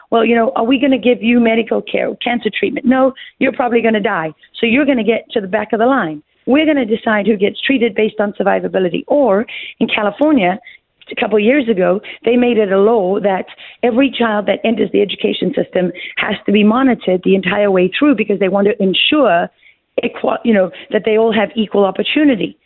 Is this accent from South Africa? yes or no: yes; Durban, KwaZulu-Natal, South Africa; moved away as an adult; That's where I'm from. I was born in Mother's Hospital and raised there.